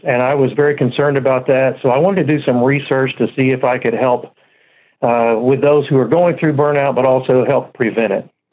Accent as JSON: {"language": "English", "town": "Dallas", "region": "Texas", "country": "United States", "tie": "born or raised there", "moved": "as an adult", "lives_now": "Oklahoma City, United States", "said": "I was born and raised in Dallas, Texas, and lived there most of my life, but we've been in Oklahoma City now for the last eight years"}